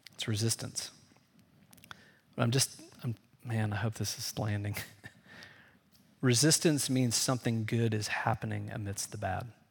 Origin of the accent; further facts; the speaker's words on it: Indiana, United States; I grew up in Indiana, so there, you know, we were always afraid of tornadoes in the Midwest